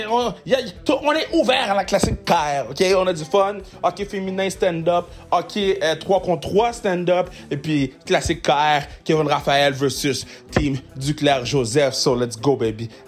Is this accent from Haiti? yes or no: yes; Haiti; born there; T'es-tu né ici? Je suis né à Haïti.